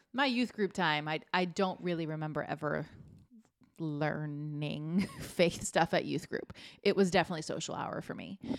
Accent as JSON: {"language": "English", "area": "Fort Myers", "region": "Florida", "country": "United States", "tie": "born or raised there", "said": "I stayed in my hometown to go there."}